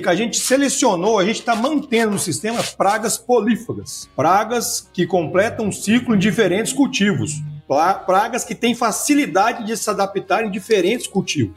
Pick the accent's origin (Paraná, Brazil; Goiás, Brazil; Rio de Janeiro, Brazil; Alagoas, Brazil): Goiás, Brazil; Rio Verde; moved away as an adult; also born or lived in Mato Grosso; sou natural de Rio Verde, estudei aqui a graduação